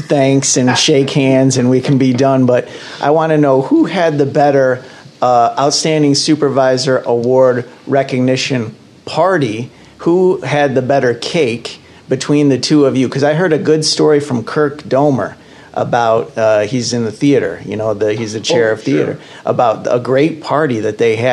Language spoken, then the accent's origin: English; Lansing, Michigan, United States; I was born here in Lansing. I've been a Spartan my whole life